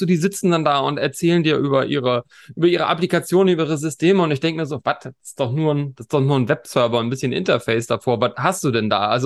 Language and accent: German; Hamburg, Germany; wenn man sagt, wo kommst du her? Aus Hamburg, sagen alle, ach, das ist ja toll. Und jeder hat eine tolle Geschichte zu Hamburg. Und ähm, so ging es mir natürlich auch, logischerweise.